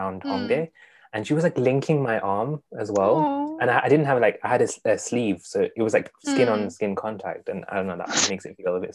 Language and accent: English; the North, England, United Kingdom; I'm from the North